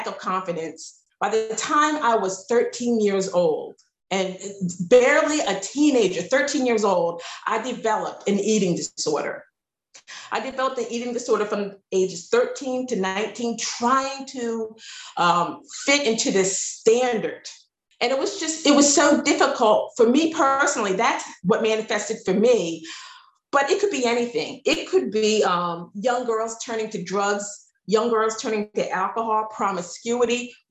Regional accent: Philadelphia suburbs, Pennsylvania, United States; I came from the Philadelphia suburb. So I went to an all-white high school. I went to an all-white middle school, primary school

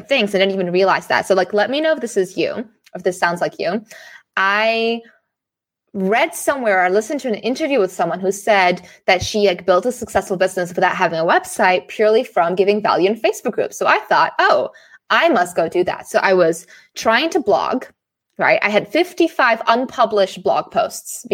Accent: Singapore; moved away; also born or lived in Amsterdam, Netherlands / Frankfurt, Germany; I grew up in Singapore

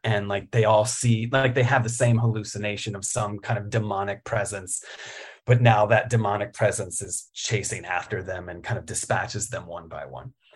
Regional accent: Richmond, Virginia, United States; also born or lived in Roanoke, Virginia; I was born in Roanoke. uh, born in the Blue Ridge and, uh, raised in Richmond

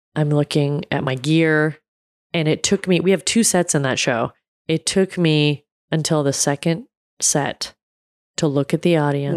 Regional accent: United States; I was born in America

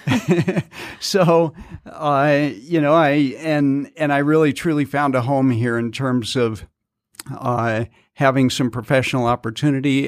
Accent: Colorado, United States; moved away as an adult; also born or lived in Salt Lake City, Utah; now in Southern Utah, United States; I grew up in Colorado

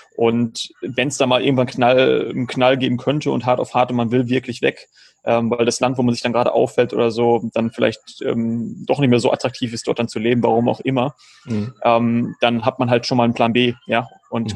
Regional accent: Germany; moved away as an adult; also born or lived in Georgia; now in Philippines; Ich lebe schon seit 2016, bin ich aus Deutschland ausgewandert

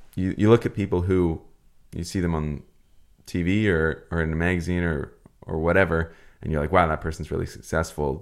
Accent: Vancouver Island, British Columbia, Canada; we're from Vancouver Island on the west coast of Canada here

